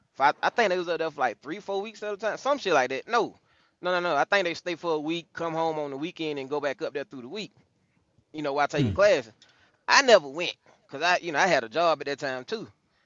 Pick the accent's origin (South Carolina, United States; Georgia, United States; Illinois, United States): Georgia, United States; not far from Atlanta, a country town in; I'm from Georgia. I'm from a country town in Georgia, not that far from Atlanta.